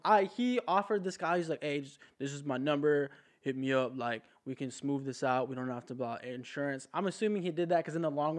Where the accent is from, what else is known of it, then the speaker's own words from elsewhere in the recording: Southern California, United States; moved away as an adult; I'm from California, Southern California.